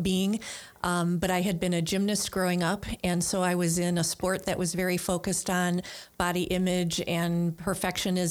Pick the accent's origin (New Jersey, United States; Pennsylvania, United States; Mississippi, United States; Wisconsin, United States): Wisconsin, United States; Milwaukee; also born or lived in Greendale; I'm from Milwaukee and grew up on what used to be called the south side of Milwaukee